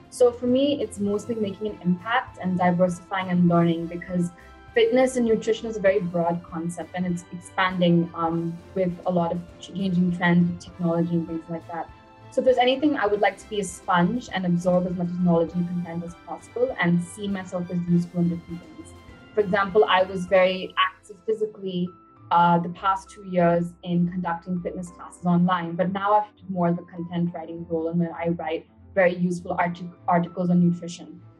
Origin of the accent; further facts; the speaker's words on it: Bangalore, Karnataka, India; also born or lived in Chennai / United States; So, I was born in Chennai, India, and I was just there for a few months as a baby. Then I moved to the US. I was in the US for about good 10 years, and I did my high school and college in Bangalore.